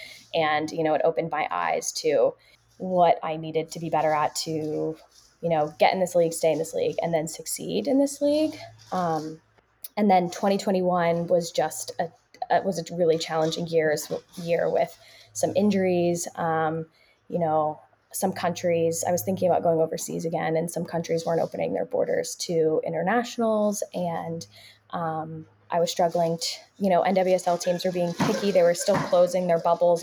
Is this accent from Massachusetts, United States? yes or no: no; Philadelphia, Pennsylvania, United States; moved away; I'm from Philadelphia